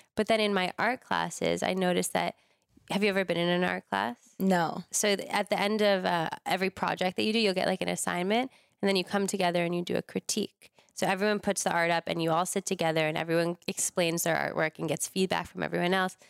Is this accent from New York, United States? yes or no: yes; Larchmont, New York, United States; moved away as an adult; also born or lived in Boulder, Colorado; now in Los Angeles, United States; I grew up in New York in the suburbs in a place called Westchester